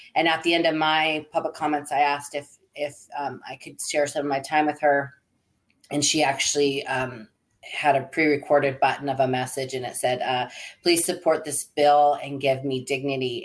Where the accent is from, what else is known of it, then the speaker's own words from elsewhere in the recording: Seattle, Washington, United States; moved away as an adult; now in Arizona, United States; my husband and I grew up in Seattle area